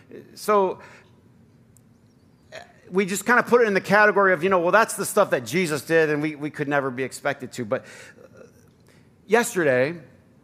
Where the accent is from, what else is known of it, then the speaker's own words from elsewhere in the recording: Flint, Michigan, United States; how I grew up, you know, in Flint